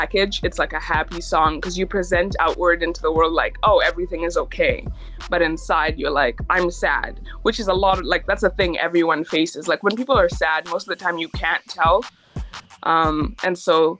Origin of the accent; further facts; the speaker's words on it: Canada; also born or lived in Kenya; I was born in Kenya, and then one day my parents were like, hey, this isn't working for us anymore. So we moved to Canada when I was about 7. And I've just been here ever since